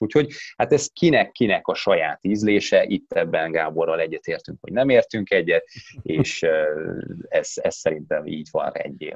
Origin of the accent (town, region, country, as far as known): Hungary; also born or lived in Netherlands